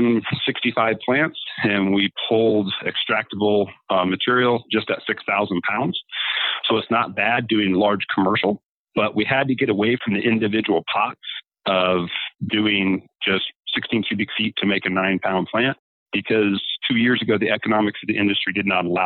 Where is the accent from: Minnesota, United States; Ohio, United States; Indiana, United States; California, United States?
Indiana, United States; moved away as an adult; now in Colorado, United States; growing up in Indiana, and I was a farmer